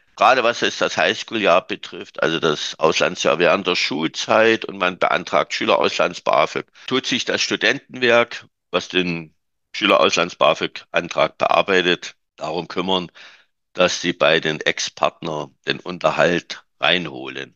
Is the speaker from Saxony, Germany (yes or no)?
yes; Saxony, Germany; bei uns in Sachsen